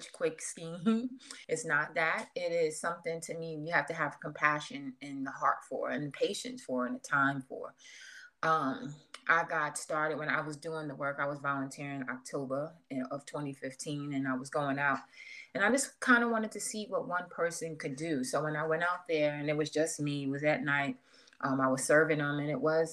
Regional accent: New York City, New York, United States; now in Atlanta, United States; originally I'm from New York. From Queens, New York

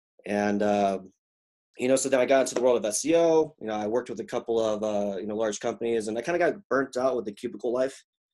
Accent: Mississippi, United States; So I was in a military family and I grew up in the South. And as a Korean kid in the 90s in Mississippi, that was kind of a weird moment.

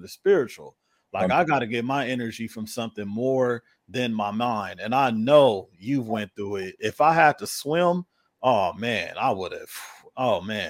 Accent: Los Angeles, California, United States; I'm from

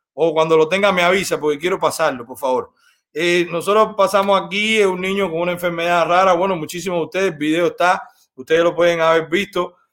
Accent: Cuba; moved away; los cubanos no somos de Fidel

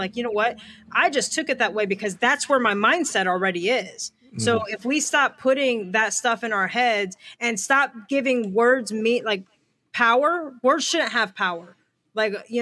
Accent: Detroit, Michigan, United States; I grew up in Detroit

